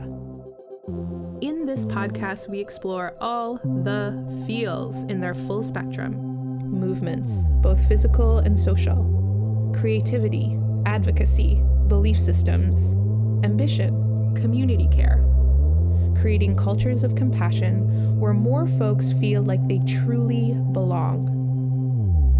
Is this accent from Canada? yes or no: yes; Canada; we're both Canadian, we're both women of color